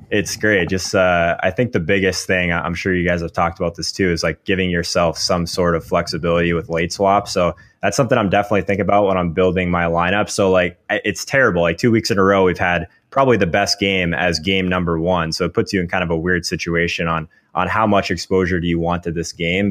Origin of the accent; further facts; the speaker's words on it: Arizona, United States; now in Minneapolis, United States; I'm in Minneapolis now, but okay. as, as, you know, I am from Arizona